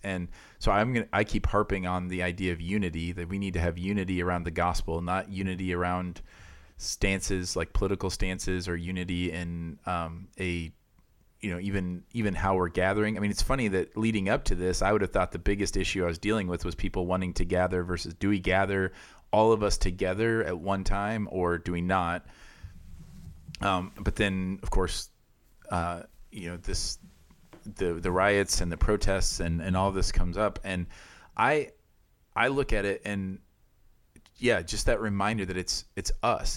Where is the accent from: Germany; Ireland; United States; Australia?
United States; Iowa; moved away; where I grew up in Iowa